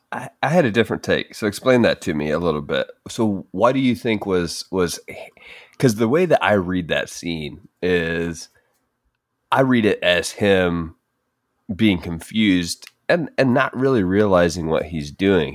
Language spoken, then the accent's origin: English; United States; a basic white guy growing up in America